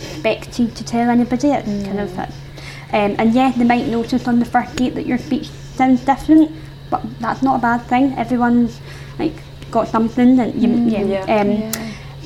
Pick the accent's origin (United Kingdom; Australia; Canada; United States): United Kingdom; Scotland; accent: Scottish; my Scottish accent